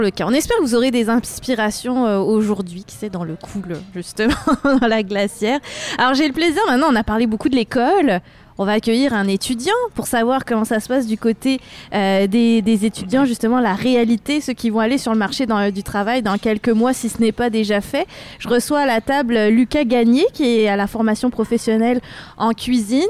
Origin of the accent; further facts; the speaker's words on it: France; now in Quebec, Canada; je suis française